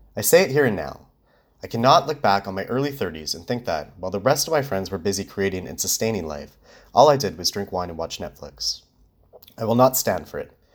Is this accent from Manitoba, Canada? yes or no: yes; Winnipeg, Manitoba, Canada; now in Vancouver, Canada; my hometown, Winnipeg